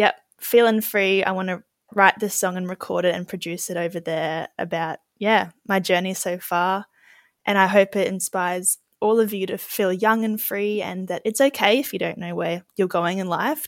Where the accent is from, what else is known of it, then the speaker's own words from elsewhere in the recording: Cooktown, Queensland, Australia; also born or lived in Sunshine Coast / Gympie / Melbourne / Kuranda; now in Byron Bay, Australia; I grew up in Cooktown, far north Queensland, which is really far away up north